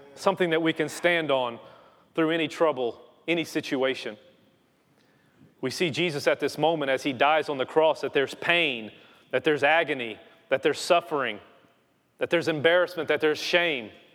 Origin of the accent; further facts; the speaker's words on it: Louisiana, United States; moved away; I am from Louisiana